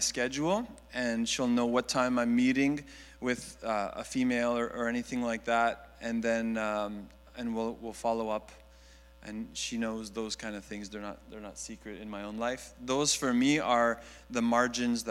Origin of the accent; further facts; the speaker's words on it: Montreal, Quebec, Canada; now in Greater Toronto Area, Canada; I grew up in Montreal